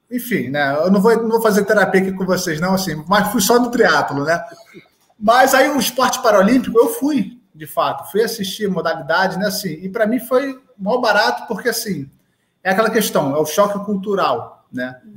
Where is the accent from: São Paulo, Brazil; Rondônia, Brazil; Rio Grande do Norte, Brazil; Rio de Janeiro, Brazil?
Rio de Janeiro, Brazil; embora eu sou do Rio de Janeiro, as Olimpíadas aconteceram aqui na cidade do Rio de Janeiro